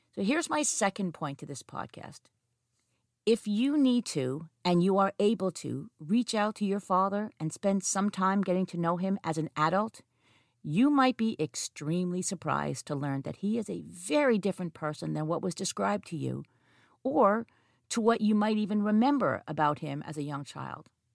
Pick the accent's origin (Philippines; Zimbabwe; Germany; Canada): Canada; Montreal, Quebec; I have two psychology degrees from my hometown University of Montreal